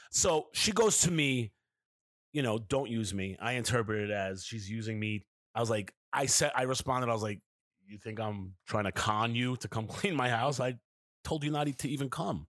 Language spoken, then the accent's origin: English; New York City, New York, United States; Kevin and I grew up in New York City